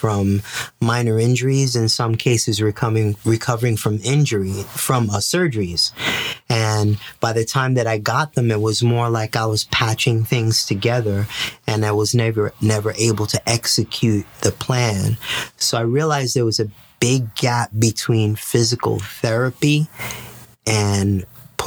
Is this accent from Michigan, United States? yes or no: no; New York City, New York, United States; also born or lived in Puerto Rico; I was born and raised in the Bronx